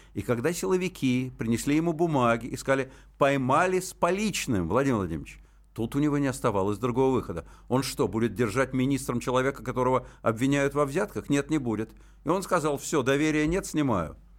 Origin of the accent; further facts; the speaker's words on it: Moscow, Russia; first language Russian; у меня родной язык русский, я москвич